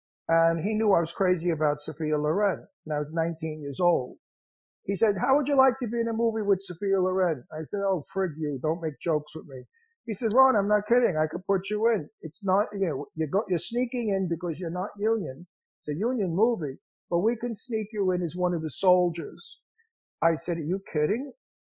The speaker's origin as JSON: {"language": "English", "town": "Genoa", "region": "Liguria", "country": "Italy", "said": "I drove from, because we're from Genoa, Italy, so I drove through Monte Carlo down into Basse, and then around all the way past Lisbon, and then up into Madrid."}